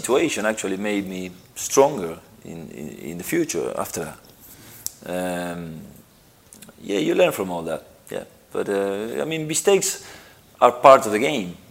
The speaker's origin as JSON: {"language": "English", "country": "Argentina", "tie": "born or raised there", "moved": "yes", "said": "I grew up in Argentina"}